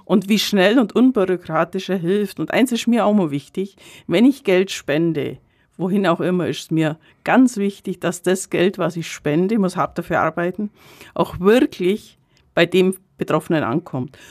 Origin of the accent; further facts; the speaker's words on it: Kaufbeuren, Bavaria, Germany; ich gebürtige Kaufbeurerin bin